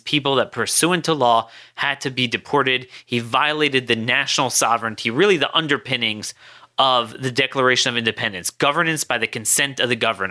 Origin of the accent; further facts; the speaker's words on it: Baltimore, Maryland, United States; my hometown of Baltimore